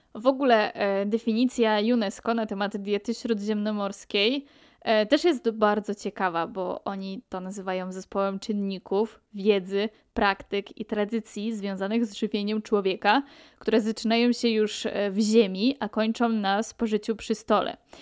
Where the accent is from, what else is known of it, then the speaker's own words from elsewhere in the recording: Pomeranian Voivodeship, Poland; moved away as an adult; now in Majorca, Spain; pochodzę z Polski, z Pomorza, z nadmorza